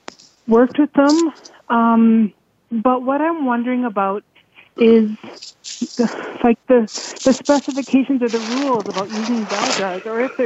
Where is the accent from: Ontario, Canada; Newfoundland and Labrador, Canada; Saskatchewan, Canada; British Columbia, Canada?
Saskatchewan, Canada; I am from Saskatchewan, Canada.